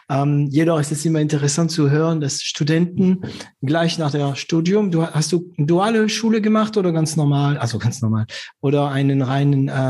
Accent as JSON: {"language": "German", "country": "France", "second_language": "German", "said": "als Franzose"}